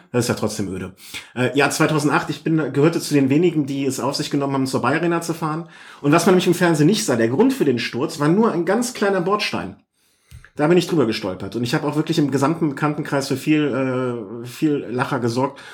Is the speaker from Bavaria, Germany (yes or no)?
no; Cologne, North Rhine-Westphalia, Germany; als Kölner